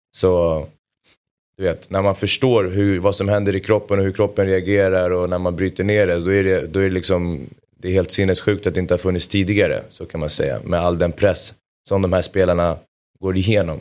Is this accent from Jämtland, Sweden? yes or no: no; Solna, Stockholm County, Sweden; jag är uppvuxen i Solna